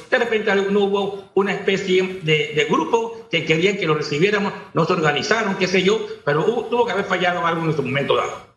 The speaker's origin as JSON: {"language": "Spanish", "country": "Panama", "said": "como todo panameño"}